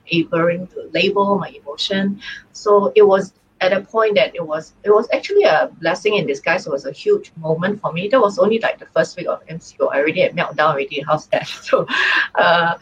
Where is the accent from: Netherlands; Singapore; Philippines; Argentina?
Singapore; I'm from Singapore.